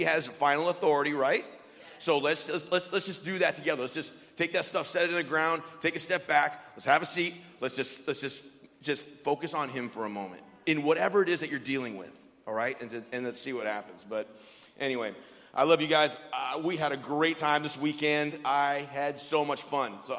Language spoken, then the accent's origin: English; Wisconsin, United States; also born or lived in East St. Louis, Illinois / Cuba, Missouri; I'm from Wisconsin.